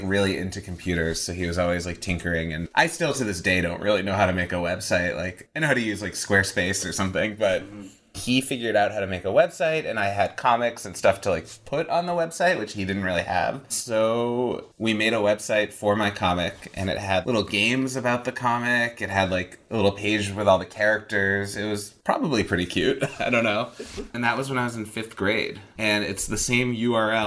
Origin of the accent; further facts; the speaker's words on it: Boston, Massachusetts, United States; also born or lived in Rochester, New York; I grew up in Boston